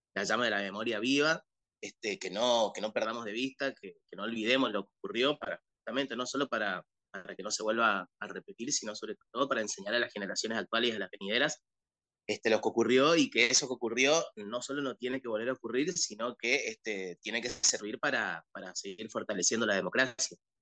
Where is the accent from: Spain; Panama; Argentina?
Argentina